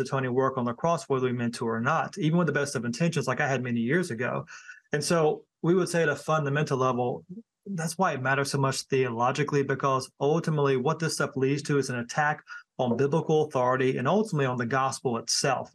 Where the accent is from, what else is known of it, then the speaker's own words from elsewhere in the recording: Thomasville, North Carolina, United States; moved away; also born or lived in High Point, North Carolina; I was born in High Point and I was raised in the Thomasville area.